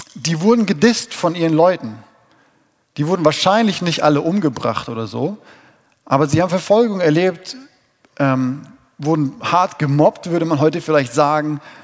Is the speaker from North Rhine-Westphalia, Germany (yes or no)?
no; Dillkreis, Hesse, Germany; hier in dem wundervollen Dillkreis, wo ich geboren bin und herkomme